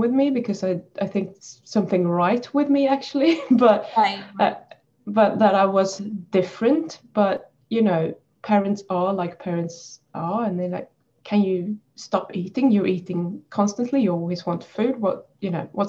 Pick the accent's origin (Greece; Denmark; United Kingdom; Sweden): Sweden; now in New Zealand; I'm in New Zealand now, but I'm Swedish from the beginning. So I grew up in Sweden